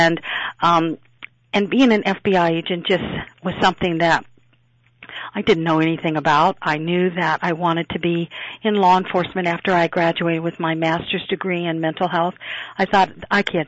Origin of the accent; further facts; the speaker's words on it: Springfield, Illinois, United States; also born or lived in San Francisco, California; I was born in San Francisco, and but at a very early age, because of divorce, my mother moved my older brother and older sister and me back to Springfield, Illinois.